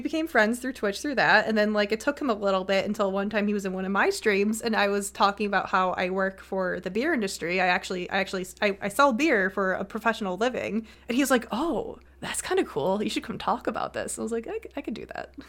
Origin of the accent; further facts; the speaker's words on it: Buffalo, New York, United States; I'm from Buffalo